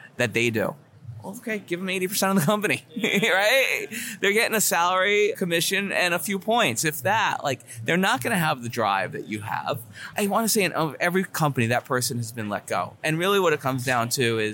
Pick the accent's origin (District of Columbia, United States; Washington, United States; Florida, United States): Florida, United States; South; moved away as an adult; also born or lived in New York / New Jersey; now in Miami, United States; I grew up in South Florida.